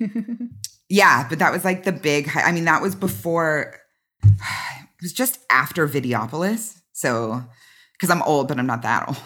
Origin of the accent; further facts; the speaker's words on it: Southern California, United States; I'm from Southern California, born and raised